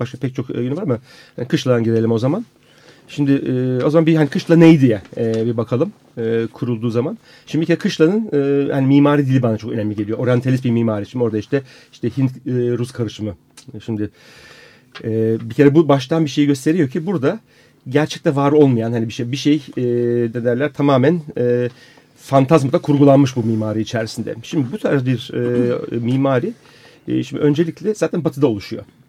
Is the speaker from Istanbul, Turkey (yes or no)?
yes; Istanbul, Turkey; ben Taksim'liyim, doğma büyüme Taksim'liyim.